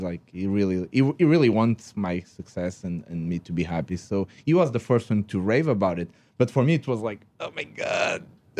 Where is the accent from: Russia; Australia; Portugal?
Portugal; English is a second language; Yes, I'm Portuguese. By the way, if you didn't notice that I don't speak English correctly, I'm Portuguese.